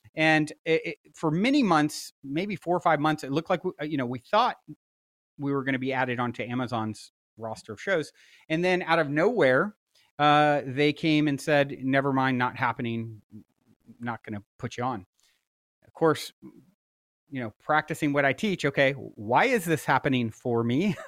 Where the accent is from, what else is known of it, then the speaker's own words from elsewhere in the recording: East Coast, United States; now in Los Angeles, United States; I grew up on the East Coast